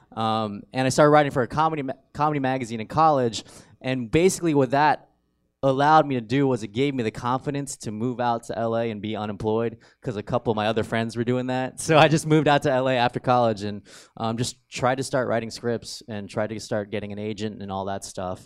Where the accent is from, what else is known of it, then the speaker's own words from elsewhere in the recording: Riverside, California, United States; also born or lived in San Bernardino, California; I went to Riverside Poly.